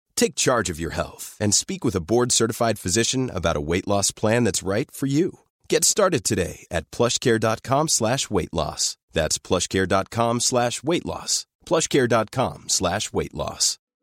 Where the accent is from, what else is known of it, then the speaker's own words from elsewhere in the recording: Arizona, United States; I'm from Arizona